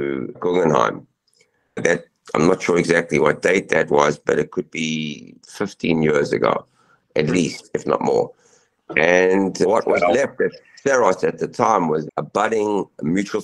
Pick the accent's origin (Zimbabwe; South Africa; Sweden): Zimbabwe; moved away; I'm an immigrant. I was born in Zimbabwe. I came here in 1980.